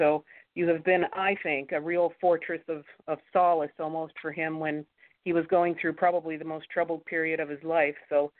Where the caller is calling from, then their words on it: Canada; I'm calling from Canada.